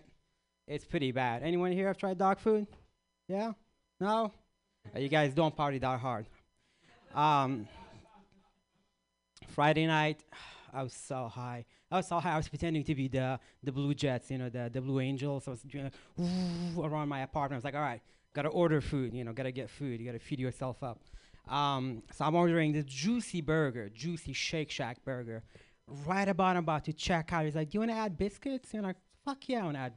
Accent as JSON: {"language": "English", "country": "Iraq", "tie": "born or raised there", "moved": "yes", "said": "I grew up in Iraq or Iraq"}